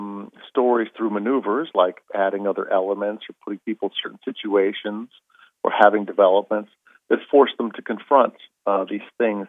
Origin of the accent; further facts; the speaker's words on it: Arizona, United States; I grew up in Arizona